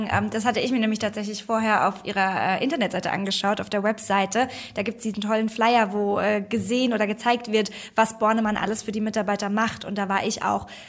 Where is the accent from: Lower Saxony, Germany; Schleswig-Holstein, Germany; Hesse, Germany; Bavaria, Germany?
Hesse, Germany; Frankfurt; Ich komme nämlich mehr aus dem Süden. Ich komme aus Frankfurt. Äh, da haben wir andere Traditionen.